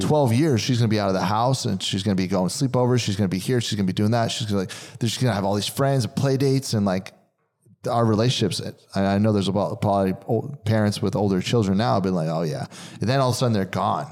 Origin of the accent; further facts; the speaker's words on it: New Jersey, United States; growing up in New Jersey